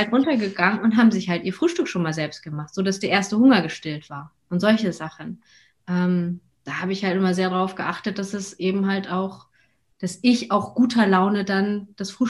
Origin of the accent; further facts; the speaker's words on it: Hamburg, Germany; Ich meine, ich komme aus Hamburg, äh, wir sind sozusagen zurück in die, in die Heimatstadt.